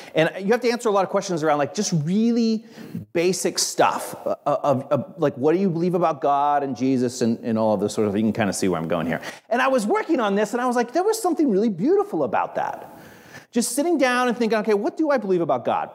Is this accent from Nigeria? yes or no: no; Hicksville, Ohio, United States; moved away; I grew up in Hicksville, Ohio, and my mom had a garden